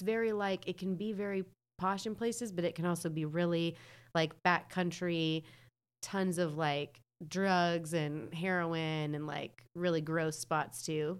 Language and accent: English; North Carolina, United States; I'm from North Carolina